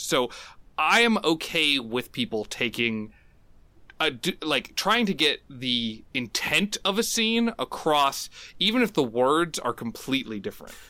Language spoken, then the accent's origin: English; United States; as an American who kinda grew up, like, in a very, like, bubble sort of world